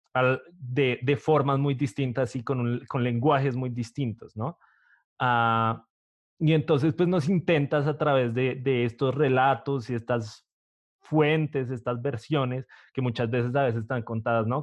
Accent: Bogotá, Colombia; soy de Bogotá

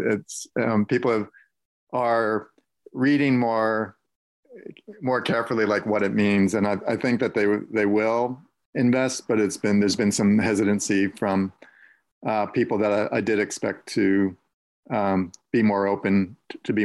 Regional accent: Allentown, Pennsylvania, United States; moved away; also born or lived in New York City; I grew up in the Allentown area, and here I'm moving back to it now.

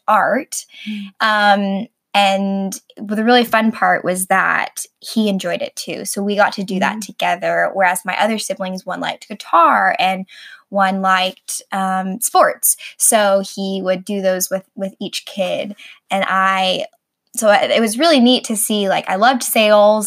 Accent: Arkansas, United States; moved away; also born or lived in Texas; I grew up in Arkansas

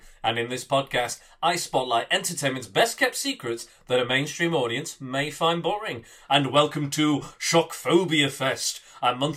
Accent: Blackpool, North West England, United Kingdom; I'm from Blackpool

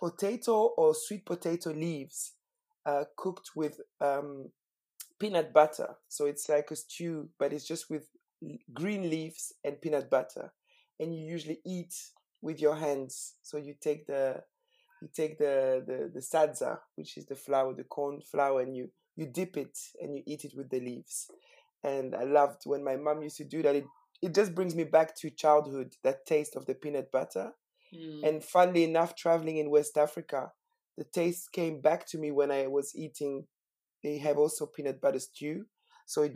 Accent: Brussels, Brussels-Capital Region, Belgium; moved away as an adult; also born or lived in Harare, Zimbabwe / United Kingdom; now in London, United Kingdom; I grew up in Brussels. So I was born in Harare, but I grew up in Brussels. Most of my childhood was in Brussels

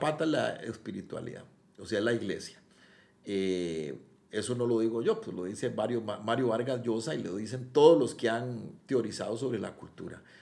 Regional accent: Costa Rica

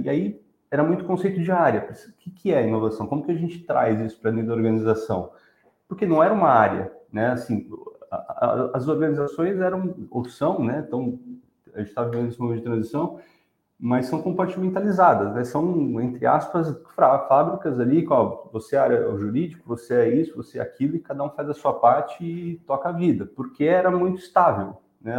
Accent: São Paulo, Brazil; also born or lived in Rio de Janeiro; Sou carioca, apesar de ter nascido só lá e fui criado em São Paulo

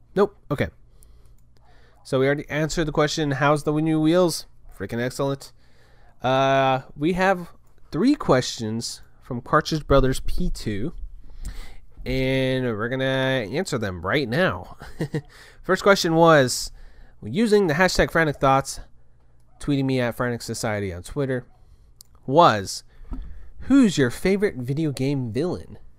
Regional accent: Kerrville, Texas, United States; we're at my hometown

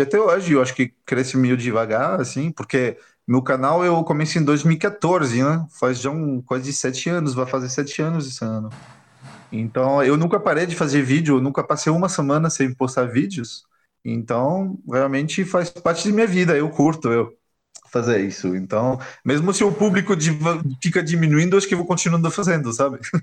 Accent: France; Portuguese is a second language; moved away as an adult; also born or lived in England / Germany / Brazil; eu me mudei da França para a Inglaterra em 2000, 2000, 2001.

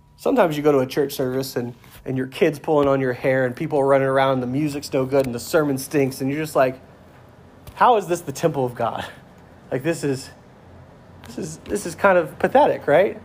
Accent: United States; I'm proud to be an American

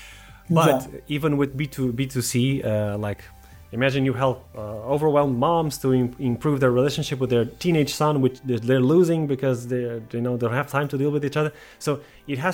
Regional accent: Portugal; I'm from Portugal

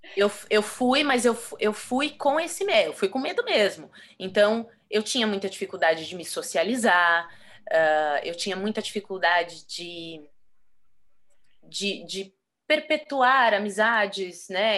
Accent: Brazil; moved away as an adult; Eu saí do Brasil com quase zero de conhecimento folclórico

